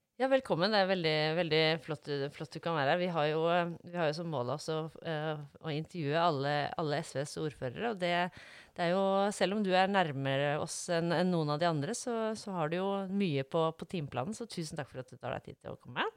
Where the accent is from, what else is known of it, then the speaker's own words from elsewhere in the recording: Norway; Jeg er fra Lysaker